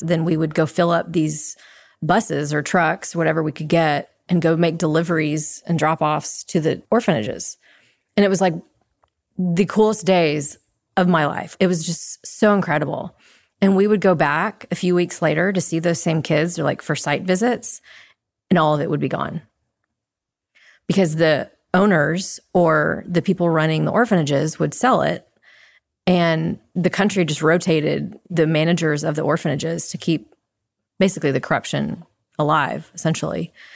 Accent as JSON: {"language": "English", "town": "Dallas", "region": "Texas", "country": "United States", "tie": "born or raised there", "also_born_or_lived": "Jakarta, Indonesia", "moved": "as an adult", "said": "Born and raised in Dallas"}